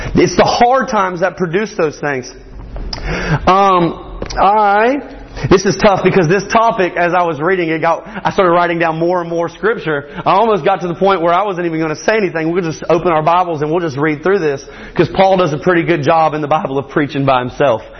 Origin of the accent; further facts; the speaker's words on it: Morgan County, Georgia, United States; I am from Morgan County, just Morgan County, Georgia